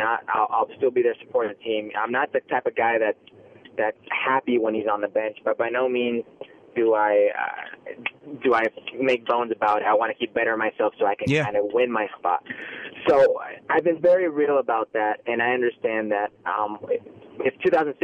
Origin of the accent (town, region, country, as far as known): Las Vegas, Nevada, United States; born or raised there; also born or lived in Los Angeles, California; now in Canada